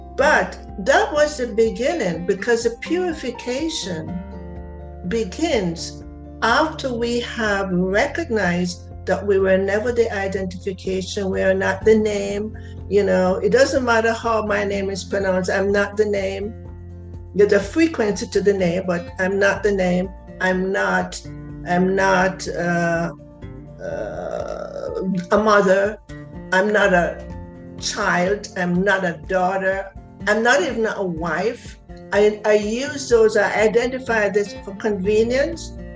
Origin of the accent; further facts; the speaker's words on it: Jamaica; I'm from Jamaica